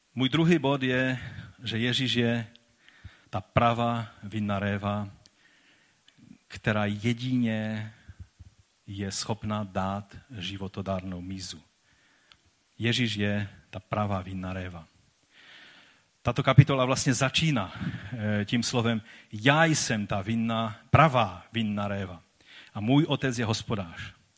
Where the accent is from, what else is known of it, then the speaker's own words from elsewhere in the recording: Czechia; byli jsme takoví dost divoší, než přišlo světlo Evangelia, které proměnilo i tento národ